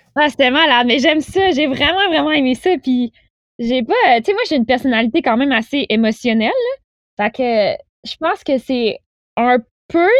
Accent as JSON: {"language": "French", "town": "Pont-Rouge", "region": "Quebec", "country": "Canada", "moved": "as an adult", "lives_now": "Montreal, Canada", "said": "je venais de Québec. Euh, ben, en fait, je viens de Pont-Rouge, qui est un petit village"}